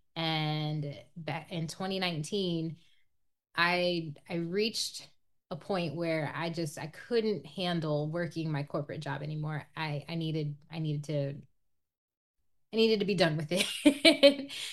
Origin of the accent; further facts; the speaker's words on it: Iowa, United States; growing up in Iowa, it's it's predominantly white